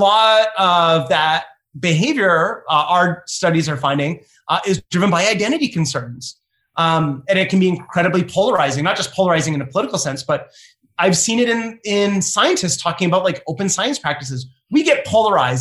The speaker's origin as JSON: {"language": "English", "country": "Canada", "also_born_or_lived": "Ohio", "said": "I'm Canadian"}